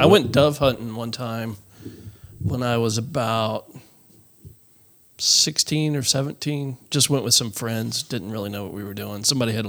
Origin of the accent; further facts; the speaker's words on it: Texas, United States; Kyle and I are both native Texans